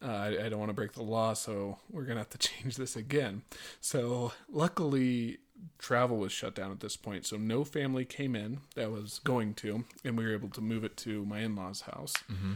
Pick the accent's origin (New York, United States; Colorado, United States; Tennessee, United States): Colorado, United States; Lakewood; So we had this huge wedding planned at the church that we grew up at here in Lakewood, Colorado.